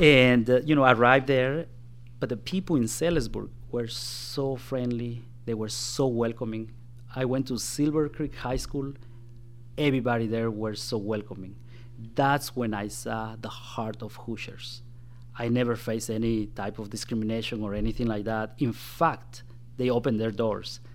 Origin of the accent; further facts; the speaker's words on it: Guatemala; now in Indiana, United States; when I was in my home country of Guatemala. That's where I was born and raised.